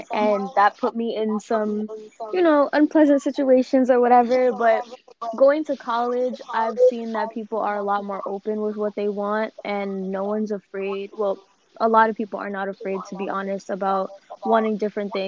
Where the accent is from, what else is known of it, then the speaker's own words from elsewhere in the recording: New York City, New York, United States; I'm from the Bronx, New York.